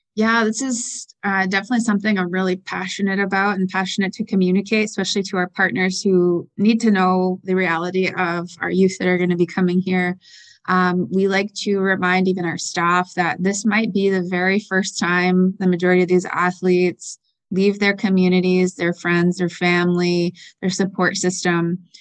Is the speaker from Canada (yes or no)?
yes; Six Nations, southern Ontario, Canada; I am originally from Six Nations, which is a First Nations community in southern Ontario, the largest First Nations community there. um, entire families there, born and raised there